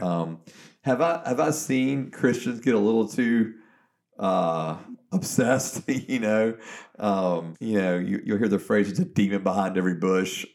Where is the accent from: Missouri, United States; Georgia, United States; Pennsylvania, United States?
Georgia, United States; I'm from Georgia